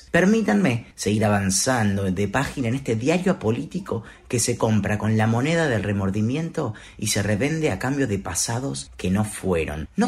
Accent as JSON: {"language": "Spanish", "region": "Buenos Aires", "country": "Argentina", "said": "soy del barrio de Palermo."}